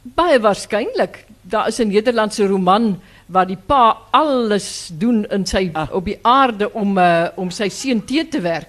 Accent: Graaff-Reinet, Eastern Cape, South Africa; now in Stellenbosch, South Africa; ek kom van Graafrenet, uh, die ou droë wêreld, maar een van die mooiste gedeeltes in die Karoo.

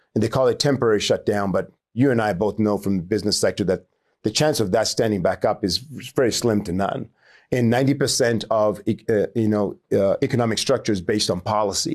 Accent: Chinhoyi, Mashonaland West, Zimbabwe; moved away; also born or lived in Harare; I grew up in Chinoy, grew up in a, you know, very poor, uh, poor, uh, upbringing

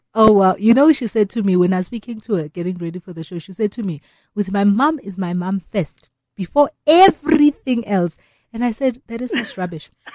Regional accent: South Africa; as South African women

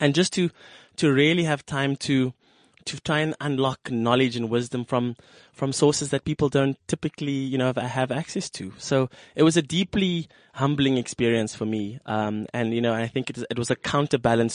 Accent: Cape Town, Western Cape, South Africa; I come from a working class family that comes from District 6

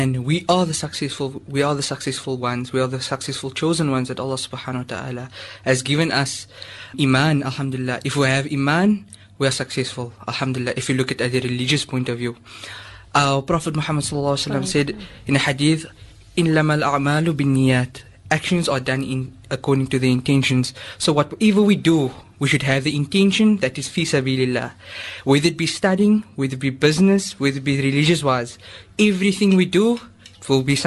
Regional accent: Cape Town, Western Cape, South Africa; I'm originally from Cape Town. Fairways

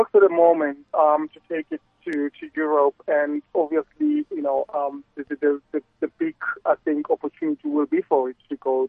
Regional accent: South Africa; As a South African

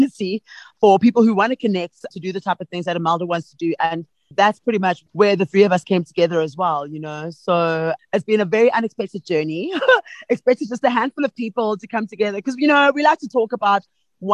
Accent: Soweto, Gauteng, South Africa; now in Johannesburg, South Africa; I grew up in Soweto, but I live in the heart of Johannesburg at the moment.

